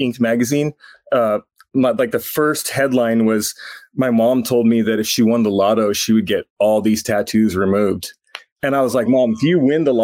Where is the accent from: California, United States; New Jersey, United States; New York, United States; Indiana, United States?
California, United States; Los Angeles; I'm from Los Angeles, California.